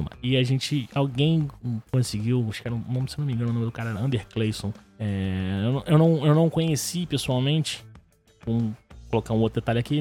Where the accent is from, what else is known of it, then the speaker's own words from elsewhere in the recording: Rio de Janeiro, Brazil; sou aqui do Rio de Janeiro, e nascido e criado na Água Santa